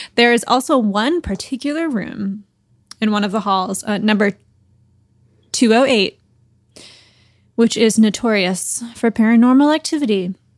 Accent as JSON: {"language": "English", "town": "Boston", "region": "Massachusetts", "country": "United States", "said": "I'm from Boston."}